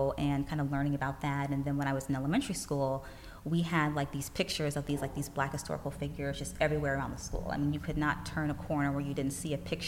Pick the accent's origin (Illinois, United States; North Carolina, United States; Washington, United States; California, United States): Illinois, United States; Chicago; I am born and raised right here in the U.S. I grew up in Chicago